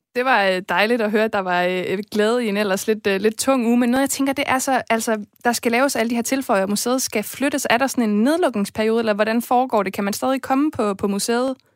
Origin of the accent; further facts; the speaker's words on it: Viborg, Central Denmark Region, Denmark; en by, der har blomstret på kulturområdet i år, og som også er min fødeby